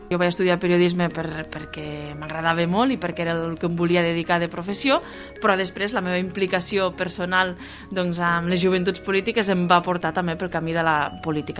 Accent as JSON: {"language": "Catalan", "area": "Pla d'Urgell", "region": "Catalonia", "country": "Spain", "said": "jo em quedo amb, la meva, amb el poble, amb la meva comarca, amb la plana d'Urgell"}